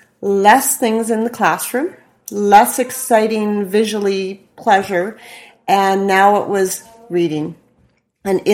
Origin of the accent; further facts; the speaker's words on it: Saskatoon, Saskatchewan, Canada; I grew up here in Saskatoon in the west side.